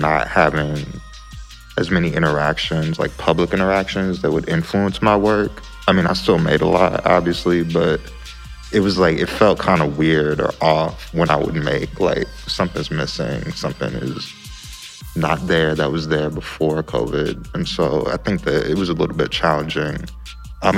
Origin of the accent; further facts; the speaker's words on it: St. Louis, Missouri, United States; I'm 20 and from a West End